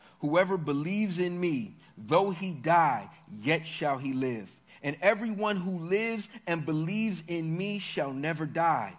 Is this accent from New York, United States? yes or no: no; Maryland, United States; growing up in Maryland